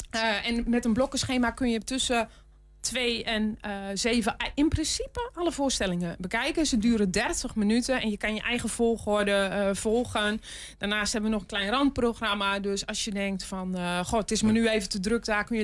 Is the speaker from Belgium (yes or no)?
no; North Brabant, Netherlands; moved away; eigenlijk kom ik uit Brabant.